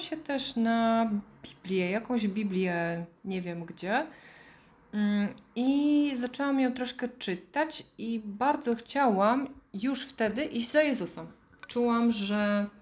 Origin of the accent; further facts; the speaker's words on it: Bielsko-Biała, Silesian Voivodeship, Poland; moved away as an adult; also born or lived in Ireland; urodziłam się w Bielsko-Białej